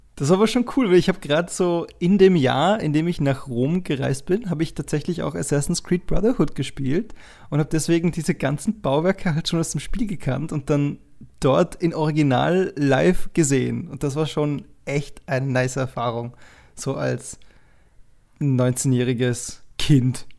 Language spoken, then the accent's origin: German; Dornbirn, Vorarlberg, Austria; Dornbirn, die Stadt, wo ich herkomme, ist anscheinend die zehntgrößte Stadt Österreichs.